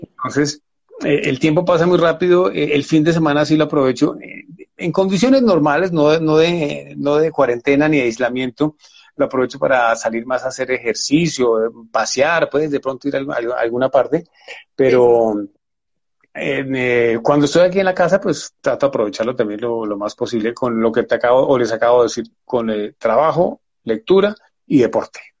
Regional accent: Buga, Valle del Cauca, Colombia; now in Bogotá, Colombia; nací en Buga, en el Valle del Cauca, vivo en Bogotá desde mucho tiempo

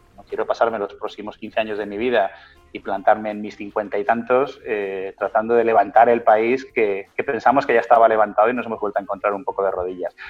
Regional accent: Spain; moved away as an adult; also born or lived in Hong Kong / London; en Europa, eh, que es de donde somos originarios

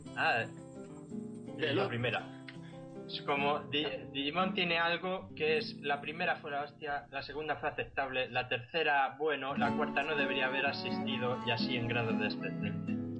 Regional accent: Socuéllamos, Castilla-La Mancha, Spain; soy de un pueblo de Ciudad Real que se llama Socuéllamos

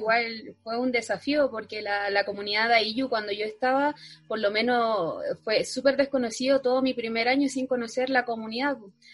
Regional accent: Putre, Arica y Parinacota, Chile; also born or lived in Antofagasta; soy del pueblo de Putre, soy Aymara

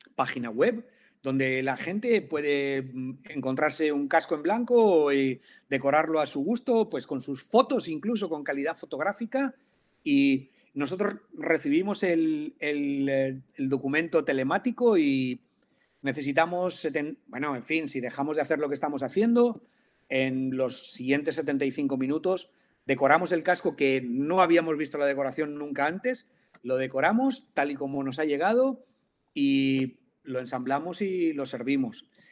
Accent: Valencian Community, Spain; aquí yo soy valenciano

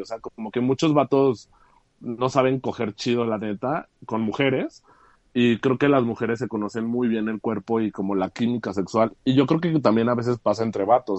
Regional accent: Aguascalientes, Mexico; also born or lived in Mexico City; soy de la Ciudad de México, pero tengo casi toda mi vida en Aguascalientes.

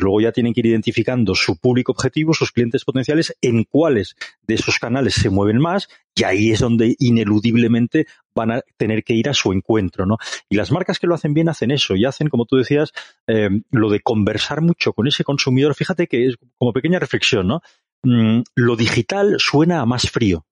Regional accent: Barcelona, Catalonia, Spain; now in Madrid, Spain; soy un catalán afincado en Madrid, pero no dejo de ser catalán, barcelonés para más señas

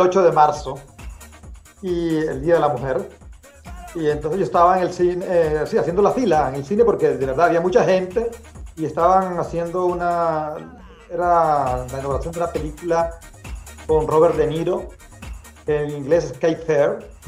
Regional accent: Corozal, Sucre, Colombia; now in Belgium; yo nací en Colombia, en un pueblo muy pequeño, aislado que se llama Corozal. La ciudad más grande cerca de, Corozal es Cartagena, en el Caribe colombiano.

